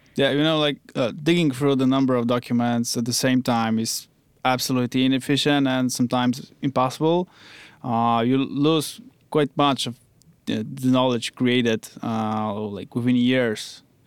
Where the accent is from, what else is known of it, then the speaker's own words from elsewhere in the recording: Wrocław, Lower Silesian Voivodeship, Poland; I come from Wrocław. Uh, it's another city in Poland.